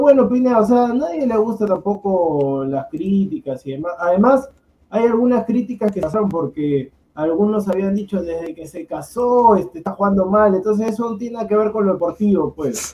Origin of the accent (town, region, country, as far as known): Peru